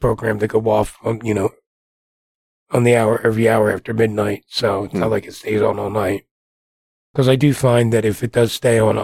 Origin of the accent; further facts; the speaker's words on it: Jersey Shore, New Jersey, United States; also born or lived in Wichita, Kansas; now in Kansas, United States; where I grew up, pretty much the beach and the boardwalk is where it's what my hometown's known for. Jersey Shore